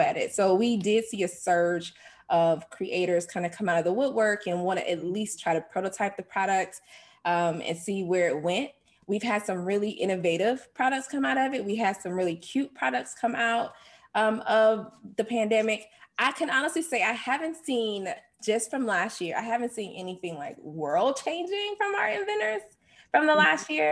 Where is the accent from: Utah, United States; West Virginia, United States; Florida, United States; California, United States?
Florida, United States; Jacksonville; I'm from Jacksonville, Florida.